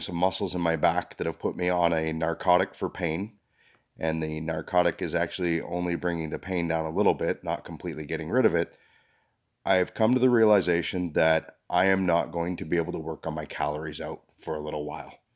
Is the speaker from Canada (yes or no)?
yes; Canada; We're Canadian.